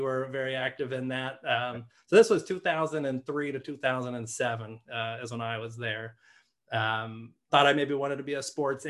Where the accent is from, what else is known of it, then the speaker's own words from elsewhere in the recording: Orlando, Florida, United States; I grew up, born and raised in Orlando